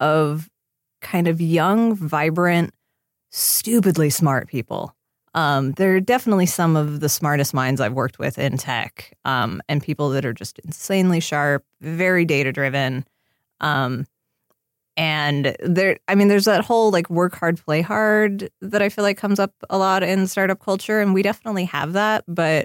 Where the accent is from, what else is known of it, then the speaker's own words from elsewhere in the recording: Seattle, Washington, United States; now in Los Angeles, United States; I grew up in Seattle